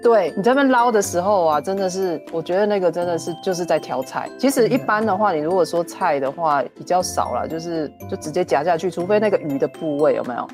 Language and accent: Chinese; Taiwan; 我们台湾人在吃面啊，我嗯。妈就真的是教我说，真的是要用筷子夹面，然后要放在汤匙里面吃进去